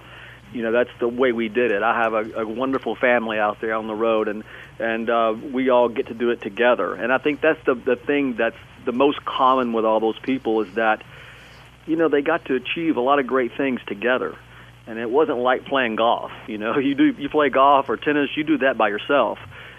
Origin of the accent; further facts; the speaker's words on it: Tennessee, United States; And when I grew up in East Tennessee, and I was consumed by so much music.